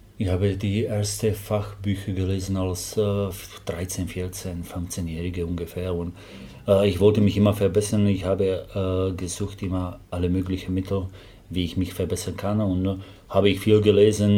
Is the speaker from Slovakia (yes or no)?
yes; Slovakia; German is a second language; moved away as an adult; now in Germany; ich komme aus der Slowakei